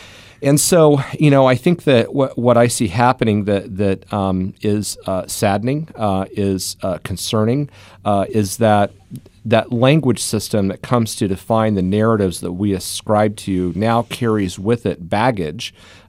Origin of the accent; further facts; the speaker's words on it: Kansas, United States; So, you know, when I was growing up in Southeast Kansas, the son of a railroad engineer, union guy